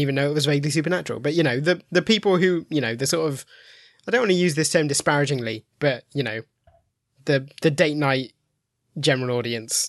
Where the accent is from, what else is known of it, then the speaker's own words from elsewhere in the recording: Midlands, United Kingdom; now in Milton Keynes, United Kingdom; I live in Milton Keynes, but I'm from the Midlands.